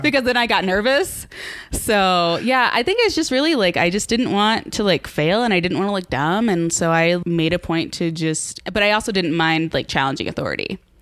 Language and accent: English; College Station, Texas, United States; also born or lived in Galveston; I'm born and raised in College Station